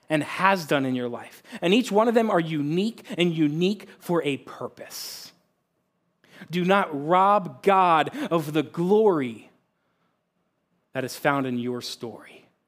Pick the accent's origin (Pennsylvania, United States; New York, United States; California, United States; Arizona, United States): Pennsylvania, United States; now in Cortland, Ohio, United States; I grew up in a Christ-loving family about thirty minutes northeast of Philadelphia, Pennsylvania